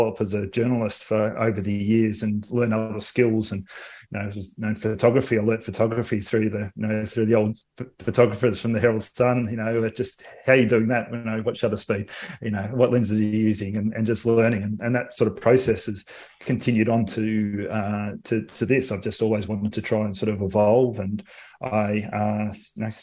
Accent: Australia; accent: Australian; With my Australian accent

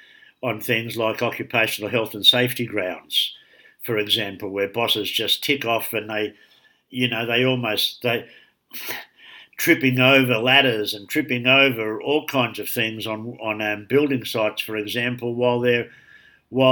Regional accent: Sydney, New South Wales, Australia; growing up in Darlinghurst

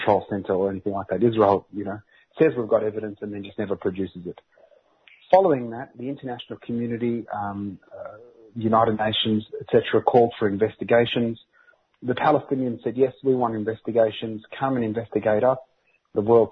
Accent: Australia; as a kid growing up in this colony

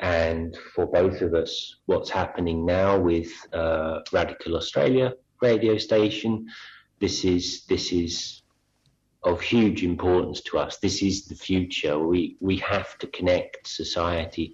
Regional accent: London, United Kingdom; accent: Cockney; moved away; I was born in London

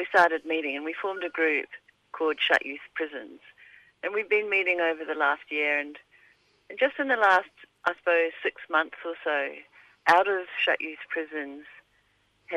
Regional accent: New Zealand; now in Alice Springs, Australia; I'm from Aotearoa originally

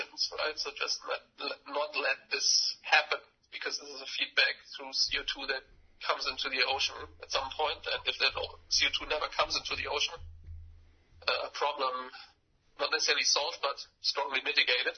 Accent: Germany; I'm from Germany

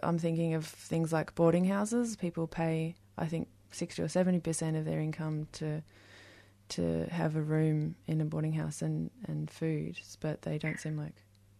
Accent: Tasmania, Australia; moved away as an adult; now in Melbourne, Australia; I've just moved to Melbourne, so I'm from Tasmania

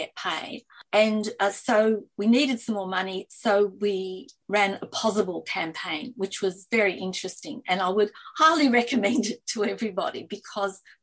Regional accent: Australia; we are Australian

